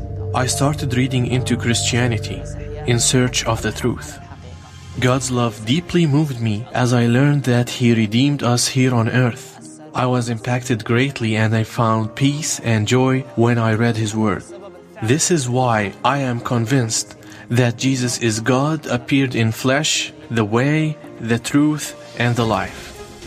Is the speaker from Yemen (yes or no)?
yes; Taiz, Taiz Governorate, Yemen; born or raised there; now in Lebanon